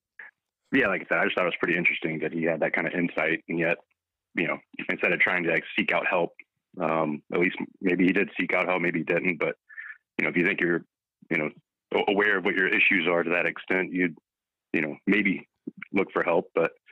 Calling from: Minnesota, United States

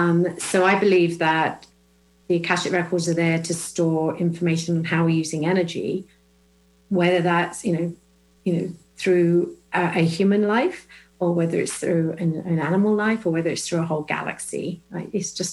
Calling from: Illinois, United States; I'm joining you from just west of Chicago in Illinois.

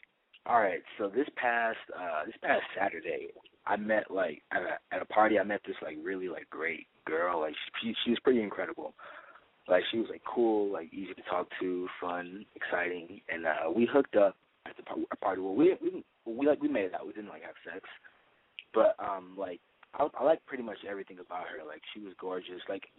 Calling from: Studio City, California, United States; from Studio City 19.

